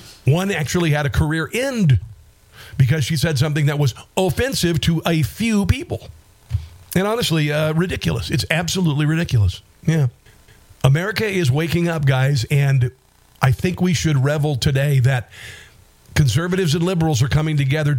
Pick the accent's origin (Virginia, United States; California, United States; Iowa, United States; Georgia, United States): Iowa, United States; I'm from Iowa.